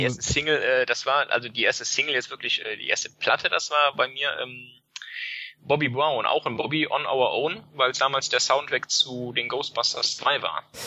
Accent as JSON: {"language": "German", "town": "Leverkusen", "region": "North Rhine-Westphalia", "country": "Germany", "tie": "born or raised there"}